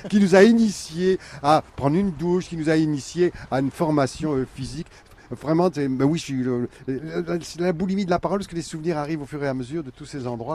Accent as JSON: {"language": "French", "town": "Friville-Escarbotin", "region": "Hauts-de-France", "country": "France", "tie": "born or raised there", "said": "je suis né à Bélois, Attention, je suis pas né à Escarbotin, mais en fait, toute ma petite enfance, c'est là-dedans"}